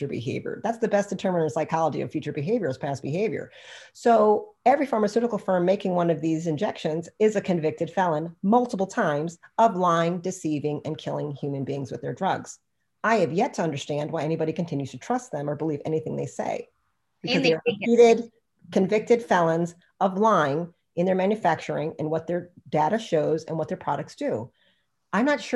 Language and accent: English; United States; I'm freaking American